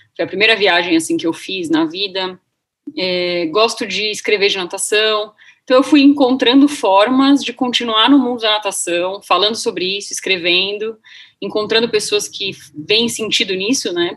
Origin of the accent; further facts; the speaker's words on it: Santos, São Paulo, Brazil; eu sou de Santos